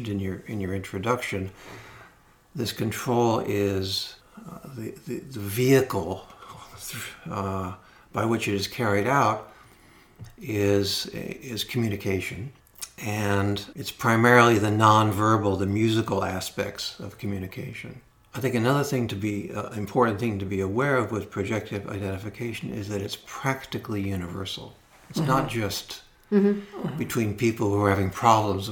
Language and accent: English; Los Angeles, California, United States; I grew up in Los Angeles